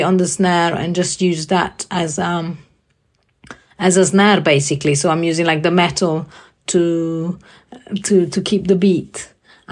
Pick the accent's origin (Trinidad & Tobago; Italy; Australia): Italy; now in London, United Kingdom; I live in London. I'm originally from Italy